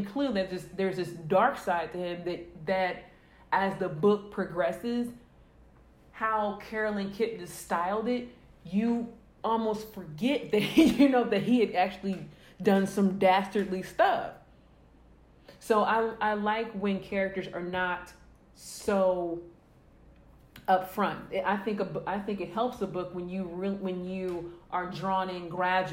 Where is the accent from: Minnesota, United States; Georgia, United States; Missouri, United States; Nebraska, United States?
Missouri, United States; St. Louis; I grew up in St. Louis, which is one of the biggest cities in Missouri